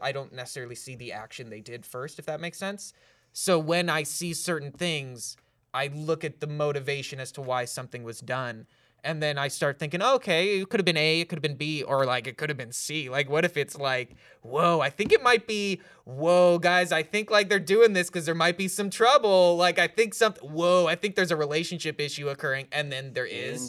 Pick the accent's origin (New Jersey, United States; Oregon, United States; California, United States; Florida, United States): California, United States; also born or lived in Los Angeles; I was from California